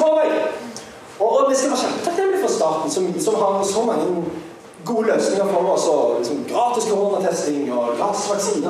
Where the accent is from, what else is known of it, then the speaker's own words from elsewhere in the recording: Sandnes, Rogaland, Norway; jeg er fra Sandnes